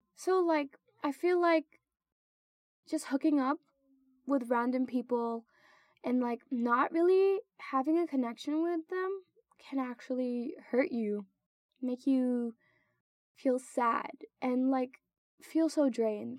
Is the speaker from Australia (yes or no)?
no; Philippines; moved away as an adult; now in United States; I go to college in the U.S. and I'm actually from the Philippines